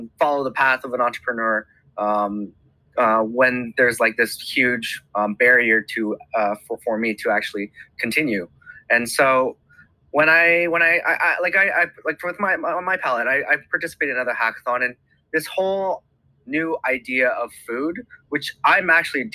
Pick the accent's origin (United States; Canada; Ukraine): Canada; I am Canadian, but I've grown up in a Cantonese family background.